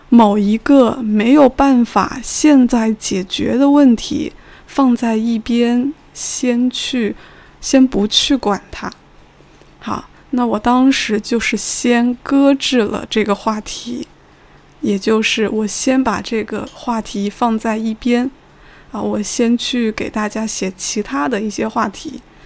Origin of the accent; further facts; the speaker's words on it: China; 同时我作为中国人也觉得有意思的内容